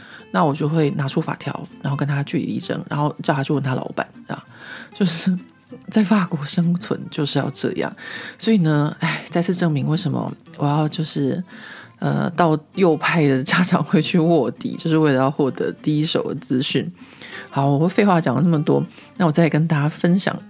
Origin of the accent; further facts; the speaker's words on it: Taiwan; moved away as an adult; now in Paris, France; 因为我自己就是在亚洲长大嘛